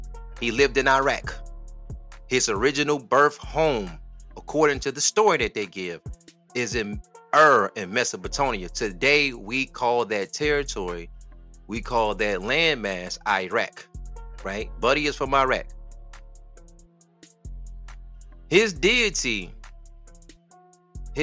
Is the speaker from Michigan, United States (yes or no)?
yes; Detroit, Michigan, United States; I'm from Detroit